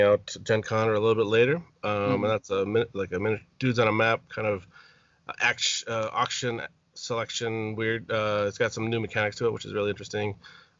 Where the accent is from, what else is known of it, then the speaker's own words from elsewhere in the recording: Madison, Wisconsin, United States; here in my hometown, Madison